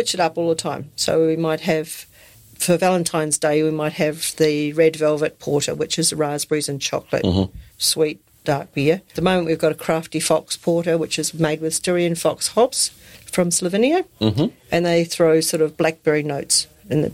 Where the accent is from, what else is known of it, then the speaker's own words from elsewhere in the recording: New Zealand; now in Australia; me being Kiwi